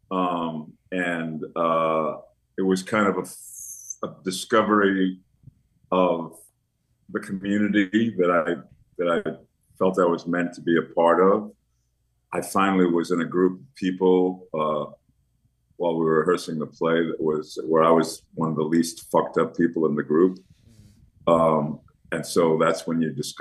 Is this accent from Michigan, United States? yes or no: no; New York City, New York, United States; I was born and raised in Washington Heights section of New York City, which is the northernmost part of Manhattan.